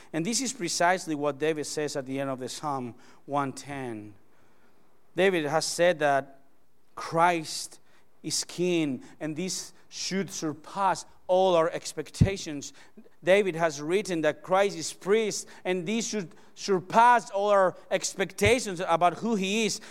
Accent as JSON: {"language": "English", "country": "Spain", "second_language": "English", "moved": "yes", "said": "I came all the way from Spania. from Spain"}